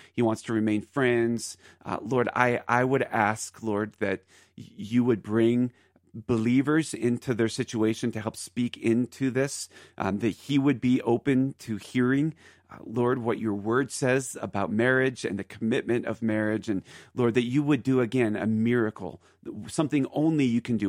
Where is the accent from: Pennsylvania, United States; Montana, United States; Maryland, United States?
Pennsylvania, United States; Philadelphia; now in Aurora, Colorado, United States; Philly, which is my home, Philadelphia